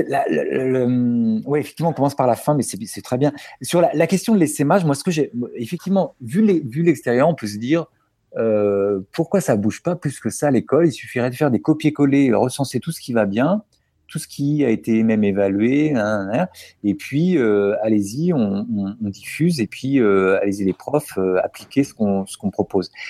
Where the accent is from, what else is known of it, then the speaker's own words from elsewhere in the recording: Paris, Île-de-France, France; je suis parisien, papa de deux enfants